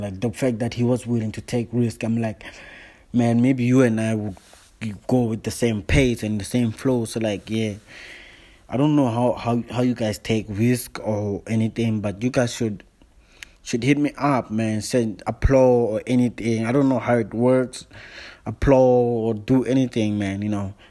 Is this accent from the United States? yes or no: no; South Africa; now in Johannesburg, South Africa; I'm all the way from South Africa. I'm from Joburg. I'm based in Joburg, but I'm new in Joburg.